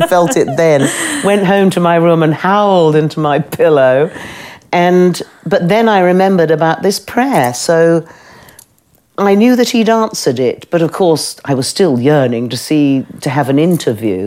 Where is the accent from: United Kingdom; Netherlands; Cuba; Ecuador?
United Kingdom; I'm British